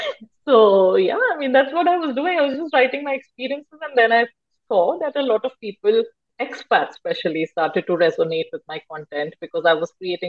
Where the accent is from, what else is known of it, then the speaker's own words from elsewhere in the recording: India; moved away as an adult; now in Basel, Switzerland; Born and brought up in India.